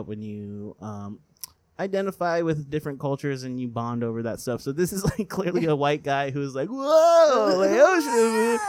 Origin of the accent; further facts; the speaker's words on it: Northern California, United States; I'm from Northern California